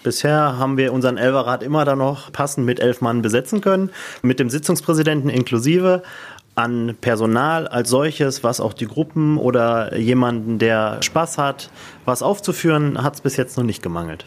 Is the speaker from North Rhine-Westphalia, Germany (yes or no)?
yes; Barntrup, North Rhine-Westphalia, Germany; hier bei uns in Alverdissen